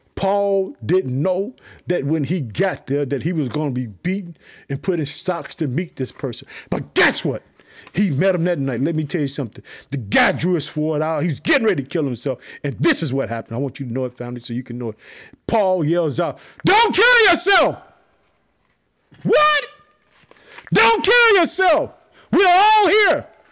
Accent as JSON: {"language": "English", "region": "Illinois", "country": "United States", "also_born_or_lived": "Chicago", "said": "my home state, the state of Illinois. I live in the city of Chicago"}